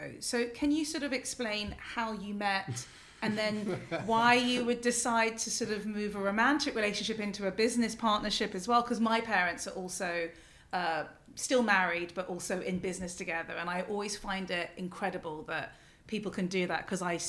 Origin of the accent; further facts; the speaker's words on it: London, United Kingdom; born and raised in London her whole life